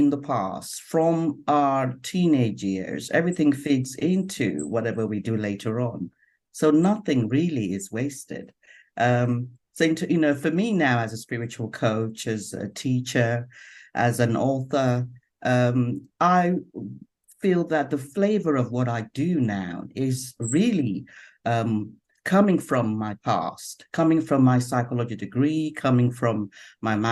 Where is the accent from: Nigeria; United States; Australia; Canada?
Nigeria; now in London, United Kingdom; I'm originally from Nigeria, but I have been based in London since probably nearly 30 something years now.